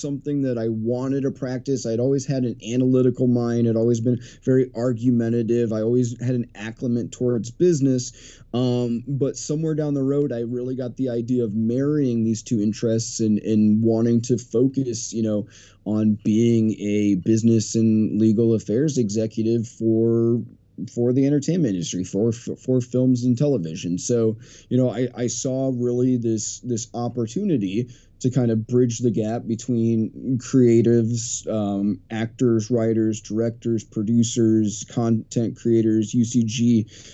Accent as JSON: {"language": "English", "region": "a small town in Iowa", "country": "United States", "tie": "born or raised there", "moved": "yes", "lives_now": "Beverly Hills, United States", "said": "I'm from a small town in the middle of nowhere, Iowa, town of like 300 people."}